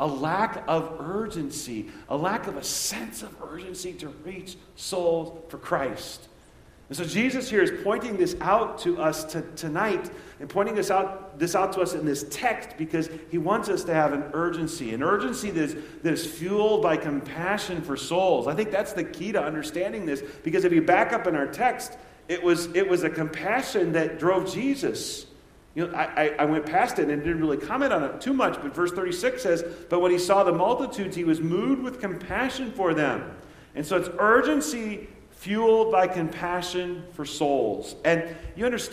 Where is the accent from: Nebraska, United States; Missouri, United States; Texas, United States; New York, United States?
Nebraska, United States; when I was growing up in Nebraska